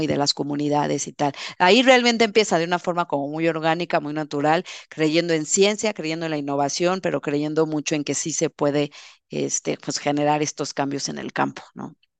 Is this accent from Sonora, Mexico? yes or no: yes; Sonora, Mexico; born or raised there